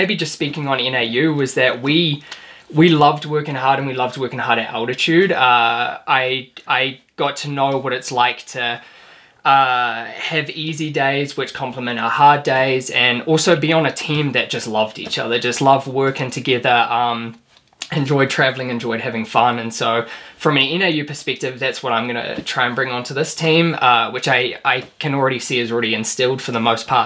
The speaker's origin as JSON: {"language": "English", "town": "Flagstaff", "region": "Arizona", "country": "United States", "tie": "born or raised there", "said": "this is my hometown"}